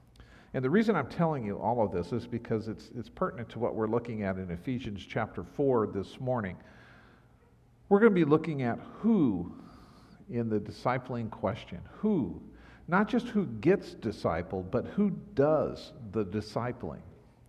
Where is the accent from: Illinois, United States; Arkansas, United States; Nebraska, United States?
Nebraska, United States; Omaha; also born or lived in O'Neill, Nebraska; I remember telling people, no, I'm from Nebraska, and all the people in that area would say, no, you're from Omaha.